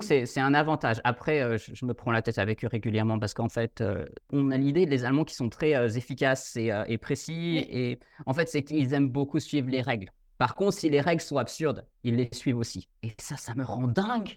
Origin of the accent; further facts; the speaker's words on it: Dijon, Bourgogne-Franche-Comté, France; first language French; Moi, je suis français, je suis de Dijon à la base